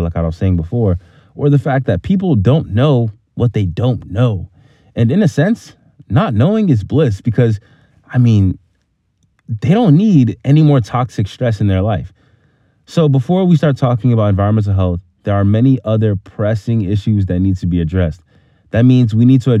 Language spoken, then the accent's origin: English; Boston, Massachusetts, United States; my background growing up in Hyde Park. It's a small neighborhood in Boston, Massachusetts